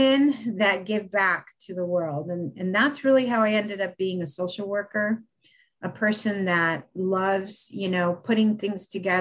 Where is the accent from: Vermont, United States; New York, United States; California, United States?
California, United States; Los Angeles; also born or lived in Mexico; We grew up in Los Angeles